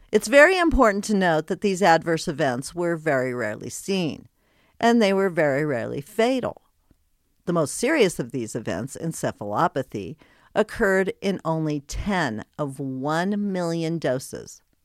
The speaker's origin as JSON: {"language": "English", "region": "Colorado", "country": "United States", "tie": "born or raised there", "also_born_or_lived": "Wyoming / Texas", "moved": "yes", "said": "Then I moved to Texas, then back to my home state of Colorado."}